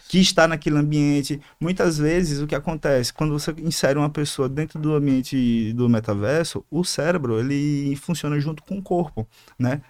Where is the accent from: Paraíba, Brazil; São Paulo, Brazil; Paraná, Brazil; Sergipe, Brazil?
Sergipe, Brazil; Aracaju; Sou de Aracaju